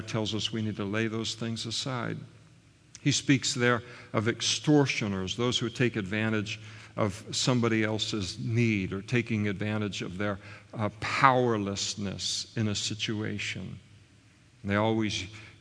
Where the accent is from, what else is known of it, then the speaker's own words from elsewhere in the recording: United States; I grew up in the United States of America